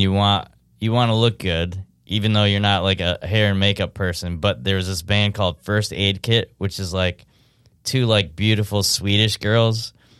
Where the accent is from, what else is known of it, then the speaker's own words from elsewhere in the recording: upstate New York, United States; I'm from upstate New York.